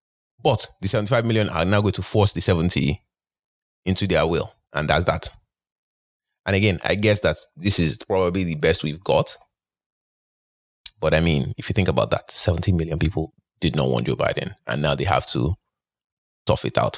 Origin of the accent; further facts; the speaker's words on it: Nigeria; oh, I'm from Nigeria.